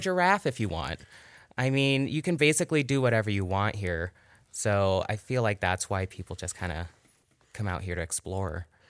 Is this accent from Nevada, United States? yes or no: yes; Virginia City, Nevada, United States; also born or lived in Carson City, Nevada; now in Reno, United States; Originally, I grew up in Virginia City